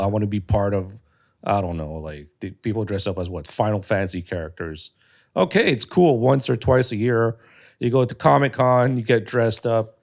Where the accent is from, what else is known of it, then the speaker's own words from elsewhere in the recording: Canada; I'm Canadian, but I'm not, like, white. Like, my culture is not that. I'm Cambodian.